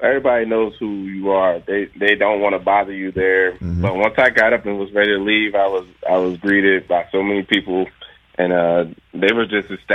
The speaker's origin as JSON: {"language": "English", "town": "Philadelphia", "region": "Pennsylvania", "country": "United States", "tie": "born or raised there", "moved": "yes", "lives_now": "Chicago, United States", "said": "I grew up in Philly"}